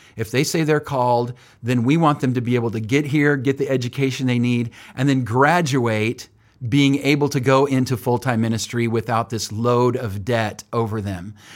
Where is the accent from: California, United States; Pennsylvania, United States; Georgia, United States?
California, United States; Oildale; moved away as an adult; now in Springfield, United States; born and raised in Bakersfield, California, and actually not even Bakersfield, but Oildale, which is just north of Bakersfield